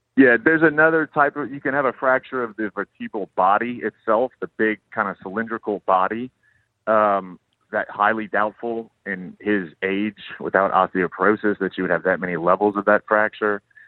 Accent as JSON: {"language": "English", "town": "Lafayette", "region": "Louisiana", "country": "United States", "moved": "yes", "lives_now": "New Orleans, United States", "said": "I am from Lafayette"}